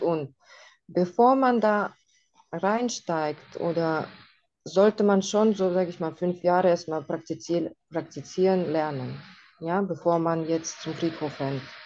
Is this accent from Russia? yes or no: yes; Russia; now in Germany; bei uns in Russland